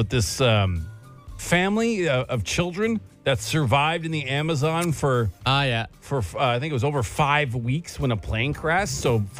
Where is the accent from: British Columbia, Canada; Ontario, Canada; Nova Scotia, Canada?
Ontario, Canada; Guelph; Hey, guys, are you a Contessa open to anyone in Ontario or just around the Ottawa region? I'm from Guelph.